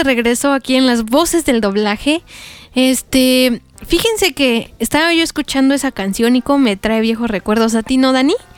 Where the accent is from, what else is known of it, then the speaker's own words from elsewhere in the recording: Mexico; a los que somos de México